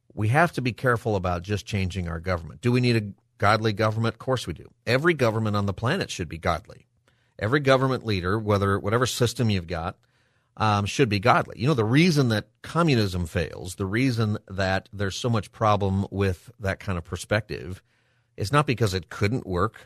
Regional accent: United States; As an American

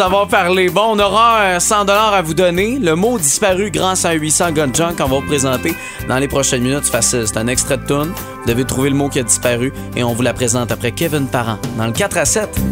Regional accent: Montérégie, Quebec, Canada; chez nous en Montérégie

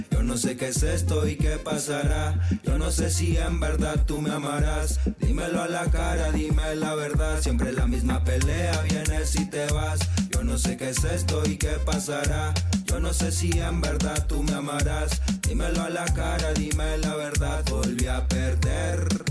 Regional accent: Valle de Chalco, State of Mexico, Mexico; Valle de Chalco, es en el oriente del Estado de México

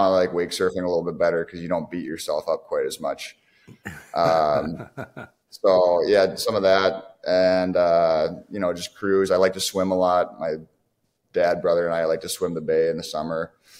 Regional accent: Tonka Bay, Minnesota, United States; So I am from Tonka Bay.

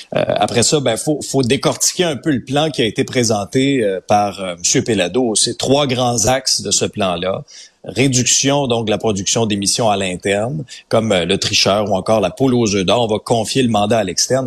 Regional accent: Abitibi, Quebec, Canada; moved away; also born or lived in Outaouais; je suis un gars de région. Tu sais, j'ai grandi en Abitibi, j'ai vécu en Outaouais aussi

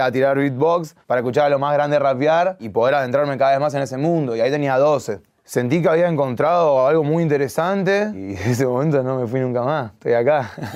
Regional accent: Argentina; yo soy súper argentino, yo nací acá y mis papás ya me criaron con ese amor

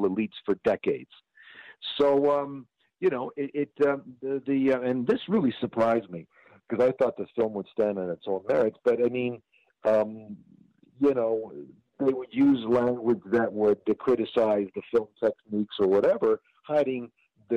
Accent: Toronto, Ontario, Canada; also born or lived in Germany / Ukraine (ancestry); now in United States; I was born in Germany during the war, right after the war, and emigrated to Canada, and then ultimately to the United States. I came to Canada when I was an infant, 6 months old.

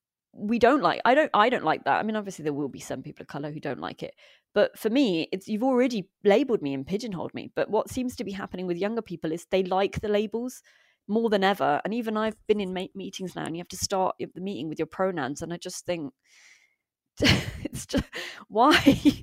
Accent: United Kingdom; born there; Okay, my parents migrated here from the Punjab in India. But I am British born and have only been there twice when they made me go.

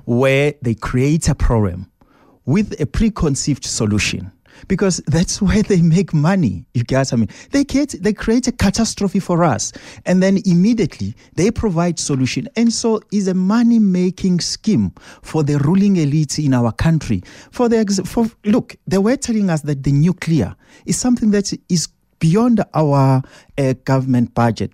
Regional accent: South Africa; we're South African citizens

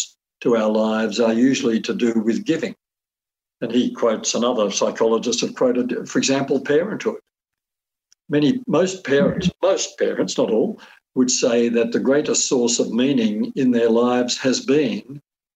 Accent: Australia; I'm an Australian.

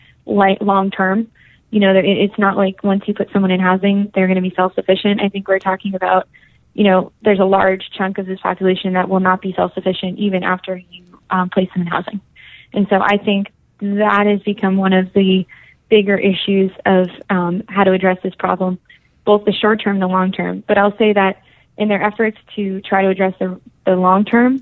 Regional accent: Boston, Massachusetts, United States; moved away as an adult; also born or lived in New Hampshire; now in San Francisco, United States; Well, I'm from Boston originally, so I'm from the East Coast, and grew up in New Hampshire and Boston, actually

